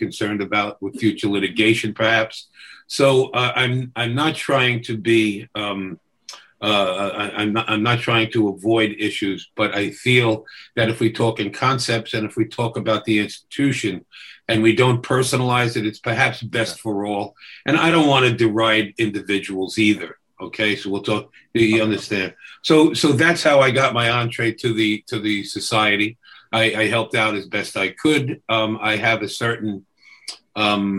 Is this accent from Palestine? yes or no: no; New York City, New York, United States; also born or lived in Brooklyn, New York City; I was born in Brooklyn and raised in Queens and lived in every borough at some point